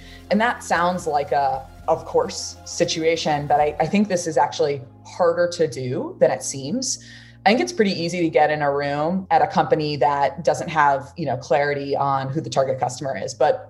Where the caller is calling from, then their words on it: San Francisco, California, United States; So I'm calling in from San Francisco, California.